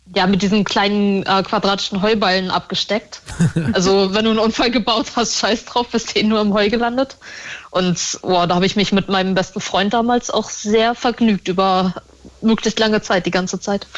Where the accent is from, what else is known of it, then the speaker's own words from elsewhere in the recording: Northern Germany, Germany; Ich bin in Norddeutschland aufgewachsen